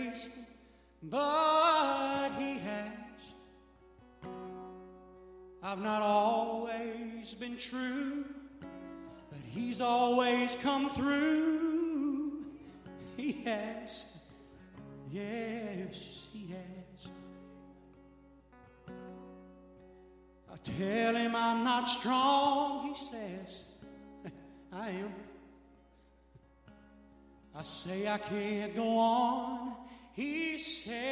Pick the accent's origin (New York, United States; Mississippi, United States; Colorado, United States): Mississippi, United States; I'm from Mississippi